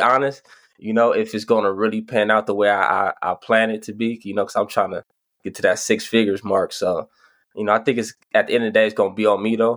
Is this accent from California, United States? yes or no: yes; Pasadena, California, United States; Pasadena, California